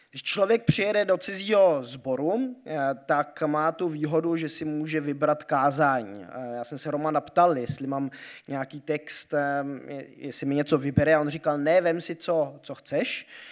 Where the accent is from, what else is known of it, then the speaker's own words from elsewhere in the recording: Grindelwald, Bern, Switzerland; moved away; Vyrůstal jsem ve Švýcarsku a tam jsou takové eh, trošku možná někdy averze vůči německým turistům, hlavně v té vesnici, kde já jsem vyrůstal, eh, v Grindwaldu pod horou eh, Eiger